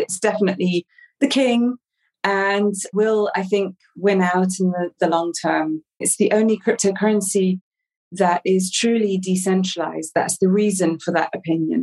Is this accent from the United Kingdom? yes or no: yes; England, United Kingdom; also born or lived in Amsterdam; now in Portugal; I'm originally English, but I've not lived in England for many, many years